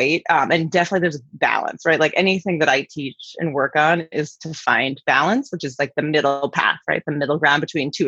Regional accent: New York City, New York, United States; moved away; I'm from New York City originally.

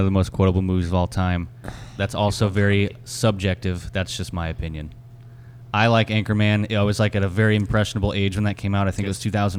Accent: Tampa, Florida, United States; Tampa, Florida.

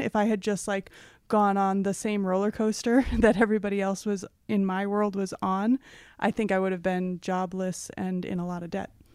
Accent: Oak Park, Illinois, United States; I grew up just west of the Chicago border in a town called Oak Park

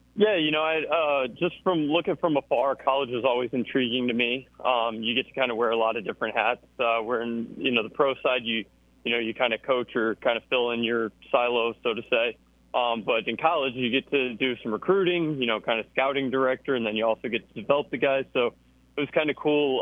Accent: Georgia, United States; now in Auburn, United States; I grew up in Georgia

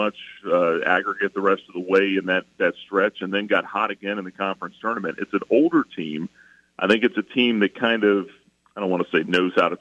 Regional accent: Atlanta, Georgia, United States; moved away; I grew up in Atlanta.

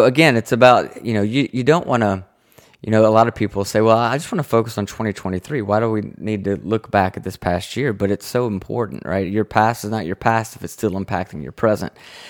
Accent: the South, United States

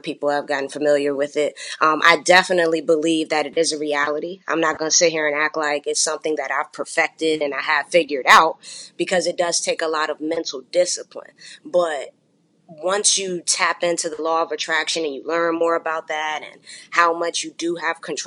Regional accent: Chesterfield County, Virginia, United States; also born or lived in Fayetteville, North Carolina; I was raised in Virginia, Chesterfield County to be exact

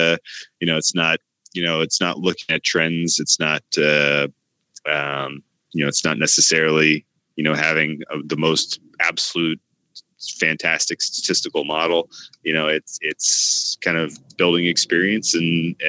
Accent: California, United States; I'm from California

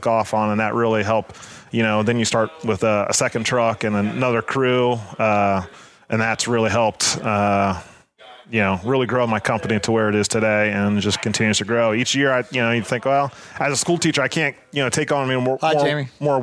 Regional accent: Columbus, Ohio, United States; I'm from Columbus, Ohio

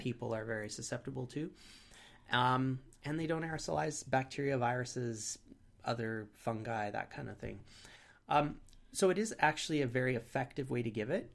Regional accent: Canada

